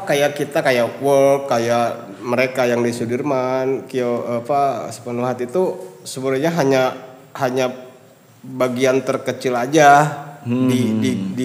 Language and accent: Indonesian; Bandung, West Java, Indonesia; terus apa yang udah si brand ini lakukan untuk saya orang Bandung